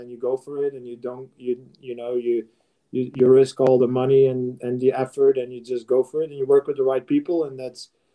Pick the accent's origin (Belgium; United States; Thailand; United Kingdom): Belgium; I'm from Belgium